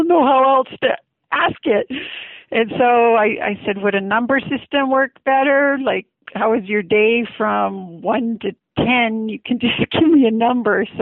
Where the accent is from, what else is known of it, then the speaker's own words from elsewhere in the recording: Vancouver Island, British Columbia, Canada; moved away as an adult; also born or lived in California; now in St. George, United States; I was raised on Vancouver Island, British Columbia, Canada. I left home when I was 18 and went down to California